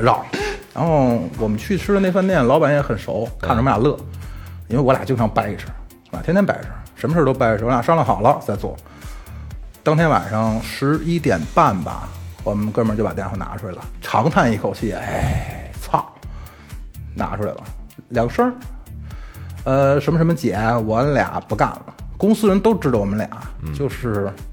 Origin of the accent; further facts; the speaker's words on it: Beijing, China; 咱们北京话